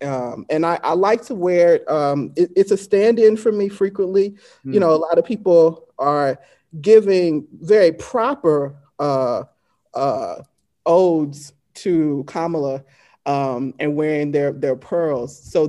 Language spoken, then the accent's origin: English; Deep South, United States; as a Southern born Black woman, you know, right, growing up in the Deep South